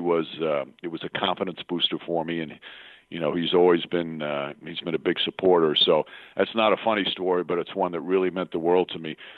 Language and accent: English; Yonkers, New York, United States; I was a kid growing up in Yonkers, New York